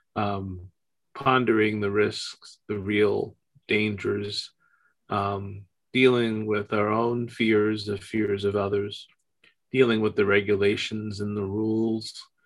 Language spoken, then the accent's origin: English; United States; just as an American whose passport is um, normally accepted everywhere